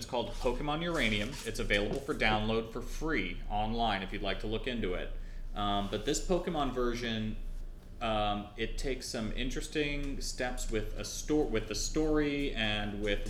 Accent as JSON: {"language": "English", "country": "Trinidad & Tobago", "tie": "born there", "said": "As I mentioned, I was born in Trinidad, and the Trinidadian flag colors are red, white, and black, so that color combination is pretty damn close to my native flag."}